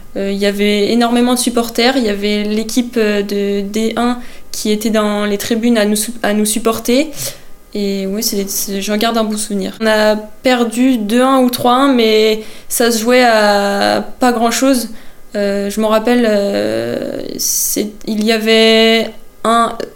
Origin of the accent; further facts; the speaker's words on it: Vannes, Brittany, France; also born or lived in Saint-Jean-Brévelay; Je suis née à Vannes